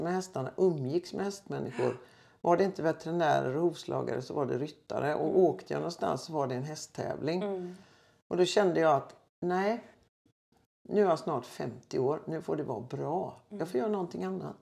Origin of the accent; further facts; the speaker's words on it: Gothenburg, Västra Götaland, Sweden; also born or lived in Floda, Västergötland; född och uppväxt i Göteborg